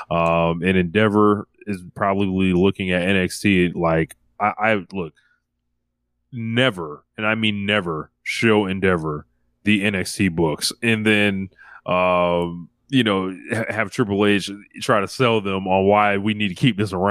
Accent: United States; we're, we're American.

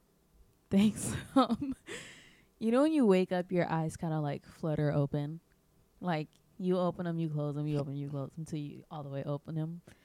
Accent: Midwest, United States; moved away; I grew up in the Midwest

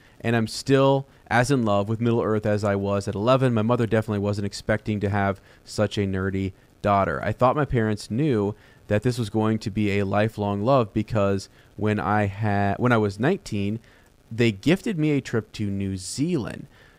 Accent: Columbus, Ohio, United States; I am from Columbus, Ohio, went to Ohio University.

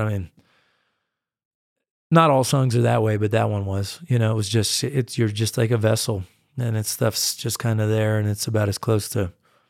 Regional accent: United States; like, and I'm a distinctly American artist. I mean, I go and I play in Europe, but I really come across as American in so many ways and in so much of my music.

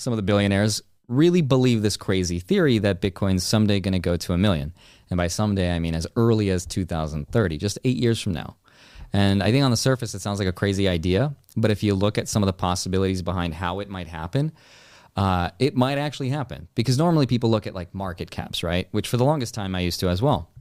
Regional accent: Russia; moved away; I was born in Russia

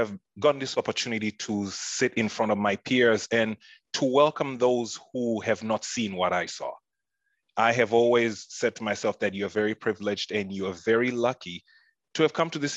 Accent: Tanzania; moved away; I'm from Tanzania, East Africa

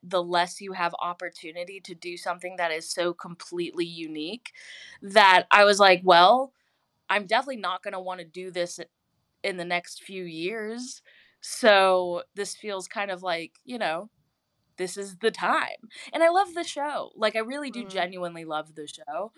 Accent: Houston, Texas, United States; now in Los Angeles, United States; I'm from Houston

